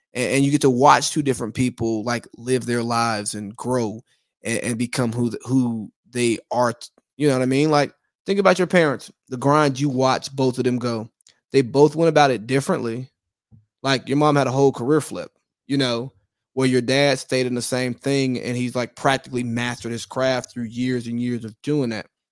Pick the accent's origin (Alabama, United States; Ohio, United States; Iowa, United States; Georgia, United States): Georgia, United States; I'm from Georgia, not California